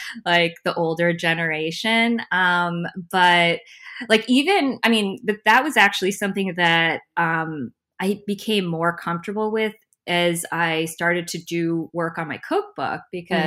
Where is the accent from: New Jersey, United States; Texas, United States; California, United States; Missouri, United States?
New Jersey, United States; now in Brooklyn, United States; I was born and brought up in Jersey